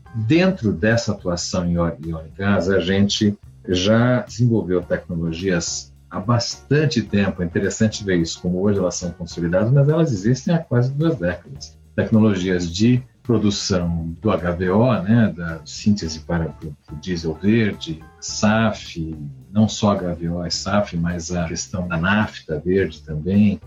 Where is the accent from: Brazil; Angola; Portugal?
Brazil; como brasileiro